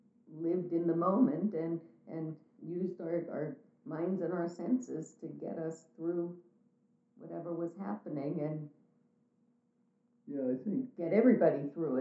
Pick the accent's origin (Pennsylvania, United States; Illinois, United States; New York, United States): Pennsylvania, United States; Pittsburgh; I was born and raised in Pittsburgh.